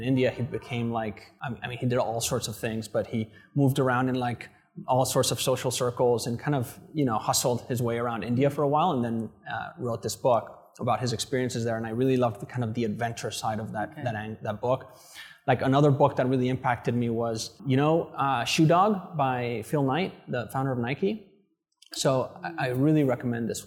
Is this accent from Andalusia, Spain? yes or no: no; Madrid, Community of Madrid, Spain; moved away as an adult; also born or lived in London; now in Vietnam; I grew up in Madrid my whole life till I was 18